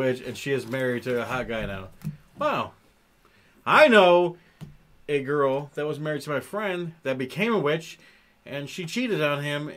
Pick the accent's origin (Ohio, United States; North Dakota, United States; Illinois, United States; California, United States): Ohio, United States; We're from Ohio